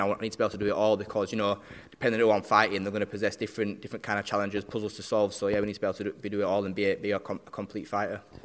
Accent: Barnsley, Yorkshire and the Humber, United Kingdom; we're both South Yorkshire lads. He's Sheffield, I'm from Barnsley

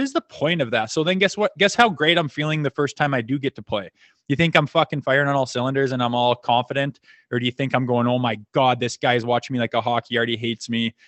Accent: Canada; I played junior in my hometown with my brother and, um, s, lived here till I was eighteen.

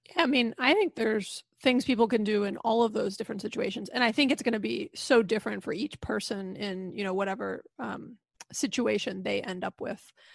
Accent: Atlanta, Georgia, United States; I was born and raised in Atlanta and have lived here my entire life

